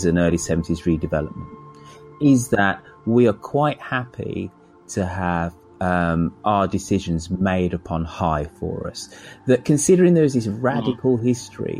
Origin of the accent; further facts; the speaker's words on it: Birmingham, West Midlands, United Kingdom; us Brummies